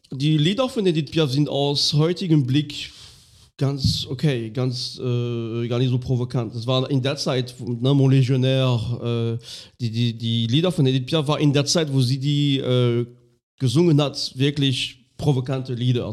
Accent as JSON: {"language": "German", "area": "Lorraine", "region": "Grand Est", "country": "France", "tie": "born or raised there", "second_language": "German", "moved": "yes", "said": "in dem ganz kleinen Minidorf, wo ich aufgewachsen bin. Ähm, irgendwo in Lothringen"}